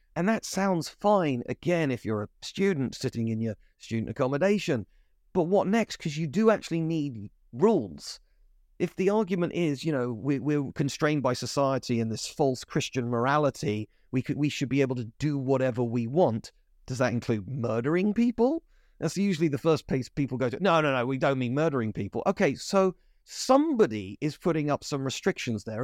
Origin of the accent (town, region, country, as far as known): United Kingdom